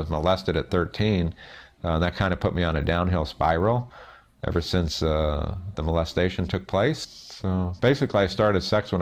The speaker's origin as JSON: {"language": "English", "town": "South Gate", "region": "California", "country": "United States", "tie": "born or raised there", "said": "I was raised in Southgate, California"}